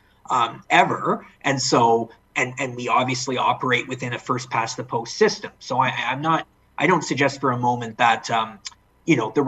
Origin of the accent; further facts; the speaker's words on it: London, Ontario, Canada; moved away as an adult; now in Toronto, Canada; I'm born and raised in London, Ontario